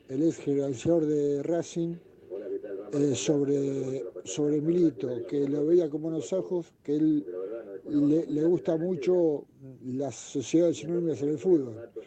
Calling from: Monte Grande, Buenos Aires Province, Argentina; Hola Ramiro … de Montegrande.

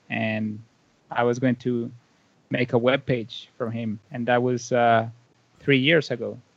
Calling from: Valle de Angeles, Francisco Morazán, Honduras; Yeah, it's a small town called uh, Valle de Angeles. So um, in English, it's like a uh, Valley of Angels, and it's like 40 minutes away from the main city, the capital.

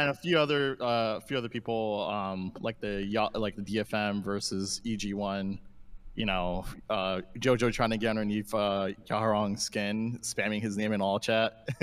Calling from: Jacksonville, Florida, United States; I'm calling from Jacksonville, Florida

